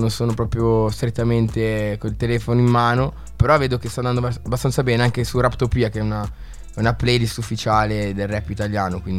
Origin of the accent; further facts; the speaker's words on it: Locarno, Ticino, Switzerland; vengo da Locarno